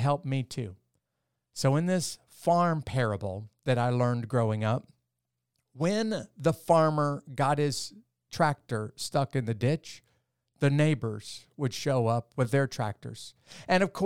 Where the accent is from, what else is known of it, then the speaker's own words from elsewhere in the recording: Midwest, United States; I grew up in the Midwest part of the United States